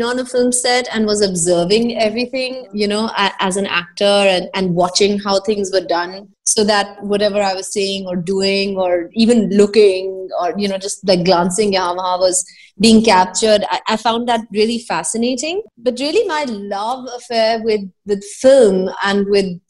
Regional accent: Delhi, India; also born or lived in Bombay; I grew up in Delhi and because my grandparents are Purana Delhi Walas

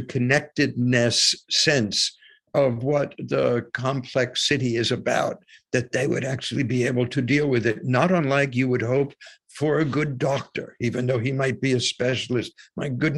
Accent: United States; I was born in the United States

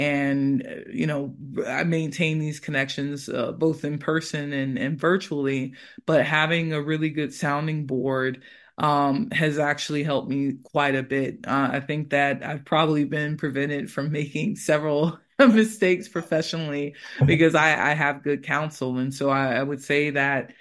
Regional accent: United States; moved away as an adult; also born or lived in United Kingdom; now in Granada, Spain; I'm originally from the United States, and, you know, as a Black person in the U.S.

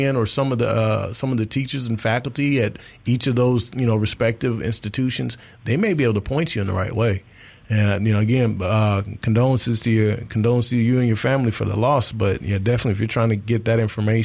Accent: Hattiesburg, Mississippi, United States; I'm from Hattiesburg myself, Southern Miss grad.

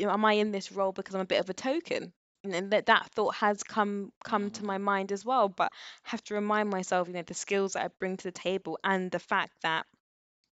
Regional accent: London, United Kingdom; I grew up in Northwest London around a very mixed group of people

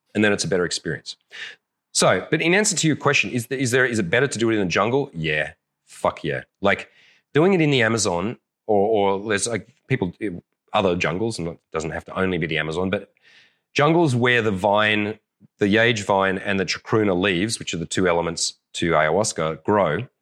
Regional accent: Australia; I'm an Aussie

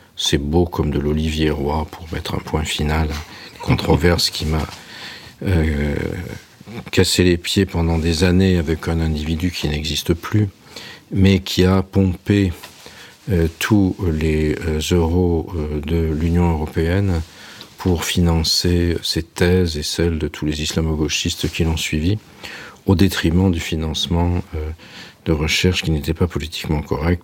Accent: Nice, Provence-Alpes-Côte d'Azur, France; Terra Amata, dit Terra Amat, où j'ai grandi quand j'étais enfant, à Nice

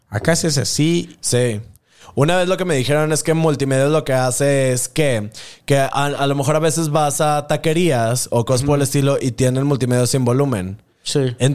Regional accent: Pachuca, Hidalgo, Mexico; Soy orgulloso pachuca Pachuca.

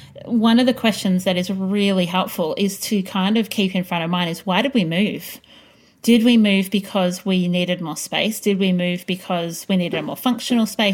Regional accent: Greensborough, Victoria, Australia; When I was little and we grew up in Greensboro in a 9-square house

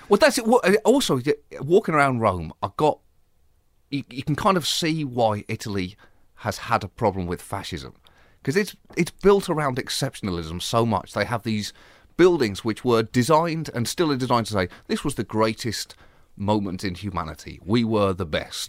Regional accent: Bedford, East of England, United Kingdom; moved away; also born or lived in Birmingham; I was raised in Bedford

